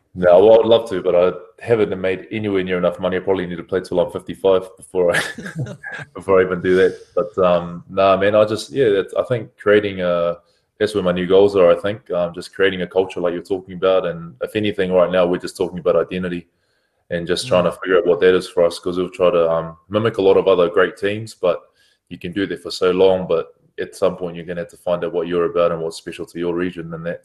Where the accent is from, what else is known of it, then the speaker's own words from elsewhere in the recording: New Zealand; moved away as an adult; now in France; I'm a Kiwi lad